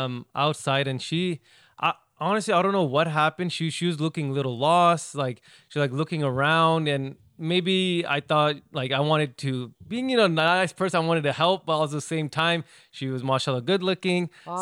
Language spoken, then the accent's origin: English; Houston, Texas, United States; I'm actually from Houston.